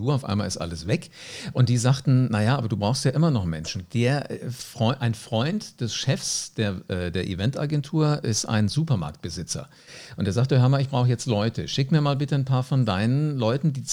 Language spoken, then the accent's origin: German; Wiesbaden, Hesse, Germany; Äh, ich bin in Wiesbaden aufgewachsen